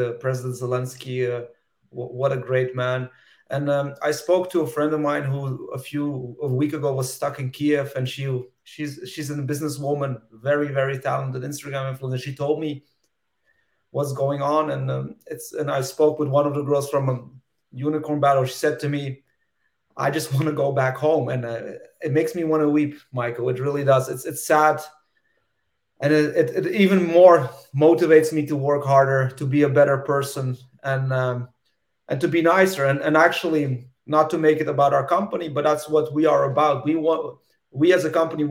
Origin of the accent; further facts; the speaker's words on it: Russia; moved away; I'm originally from Soviet Union, from Russia